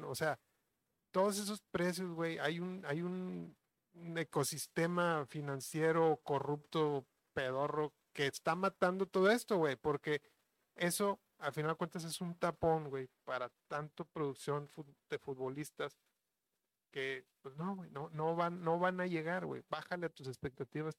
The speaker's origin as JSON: {"language": "Spanish", "country": "Mexico", "said": "sí tenemos cierta mentalidad, güey, este, como mexicanos"}